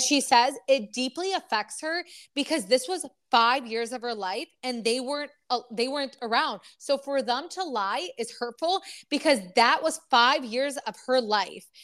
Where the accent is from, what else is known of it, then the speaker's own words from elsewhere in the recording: Michigan, United States; We are from Michigan